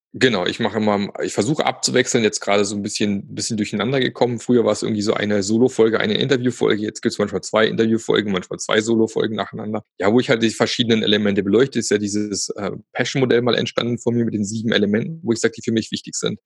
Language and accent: German; Germany; Da im schönen Süden, wo ich herkomme. Nicht direkt am Bodensee, aber eine halbe Stunde entfernt